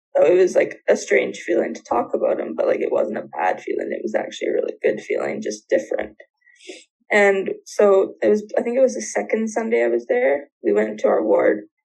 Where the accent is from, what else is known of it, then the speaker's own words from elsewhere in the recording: near Vancouver, British Columbia, Canada; I grew up in BC near Vancouver